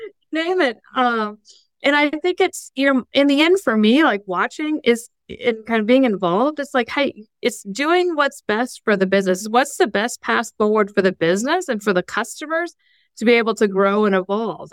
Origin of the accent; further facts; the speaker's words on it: Fort Wayne, Indiana, United States; moved away; also born or lived in Columbus, Ohio; I grew up in Fort Wayne